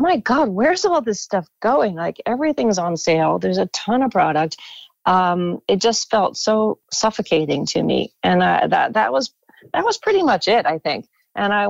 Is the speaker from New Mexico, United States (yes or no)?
no; Baltimore, Maryland, United States; moved away as an adult; also born or lived in Los Angeles / London; I grew up in Maryland and I worked and went to school at the art school there